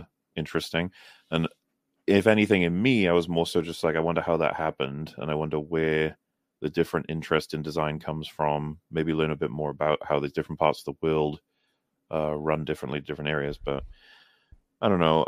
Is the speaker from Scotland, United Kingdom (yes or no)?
no; Wales, United Kingdom; I'm very Welsh, actually.